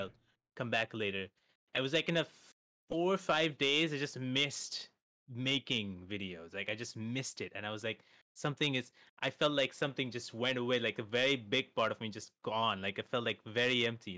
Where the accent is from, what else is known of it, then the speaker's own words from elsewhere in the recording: India; I'm from India